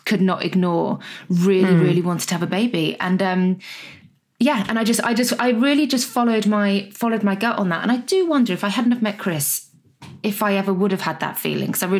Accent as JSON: {"language": "English", "country": "Guernsey", "tie": "born or raised there", "also_born_or_lived": "Scotland", "said": "when I was around one, my parents got divorced and my mum moved with my sister and I down to Guernsey, where her family was"}